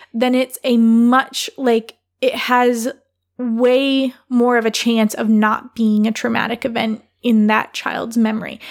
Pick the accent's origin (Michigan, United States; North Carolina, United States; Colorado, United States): Michigan, United States; I grew up in Michigan, not the Upper Peninsula of Michigan.